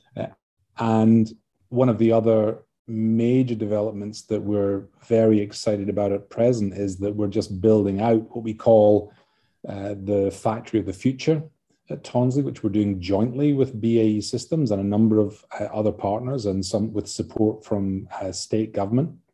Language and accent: English; Scotland, United Kingdom; now in Adelaide, Australia; as you can tell from my accent. I'm, uh, you know, from Scotland originally